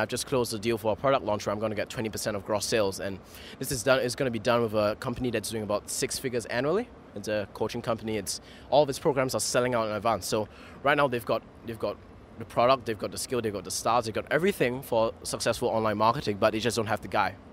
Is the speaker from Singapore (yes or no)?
yes; Singapore; I'm a Singaporean